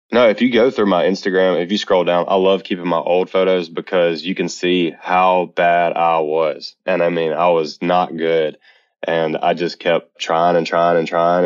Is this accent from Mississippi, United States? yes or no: yes; Eupora, Mississippi, United States; now in Birmingham, United States; I'm from Mississippi, a very small town called Eupora, Mississippi, actually. But I currently live in Birmingham, Alabama, in the United States